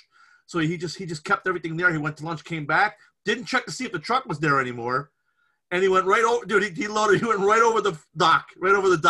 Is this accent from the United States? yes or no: yes; Scranton, Pennsylvania, United States; we grew up, where we grew up in Scranton, for people that might know the Scranton area, the west side of Scranton